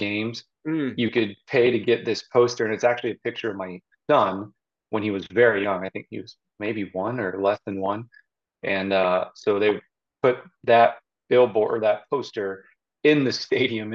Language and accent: English; Zionsville, Indiana, United States; also born or lived in West Lafayette, Indiana / Bloomington, Indiana; now in Westfield, United States; I am from Zionsville, Indiana, originally. I grew up there right up until high school